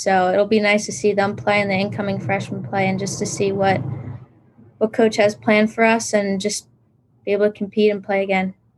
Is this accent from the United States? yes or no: yes; New Jersey, United States; moved away as an adult; now in Pennsylvania, United States; I am from New Jersey